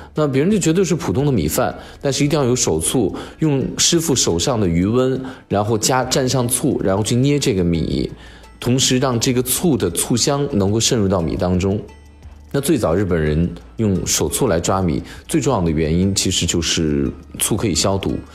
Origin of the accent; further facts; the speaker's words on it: China; 我们中国人在南方地区